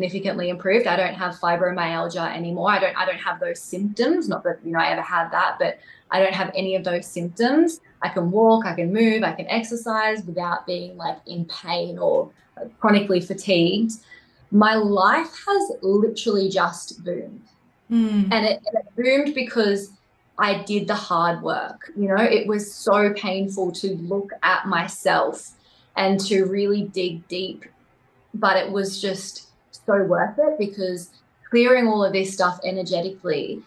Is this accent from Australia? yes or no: yes; Wollongong, New South Wales, Australia; moved away as an adult; also born or lived in central Queensland; I actually ended up moving from Wollongong, that's where I'm originally from, to a farm that I bought into in central Queensland